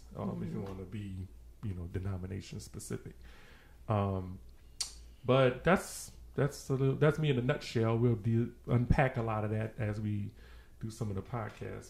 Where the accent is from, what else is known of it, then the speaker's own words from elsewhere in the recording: New Orleans, Louisiana, United States; moved away as an adult; now in Baton Rouge, United States; I'm originally from New Orleans, Louisiana. Born and raised, high school, you know, from New Orleans.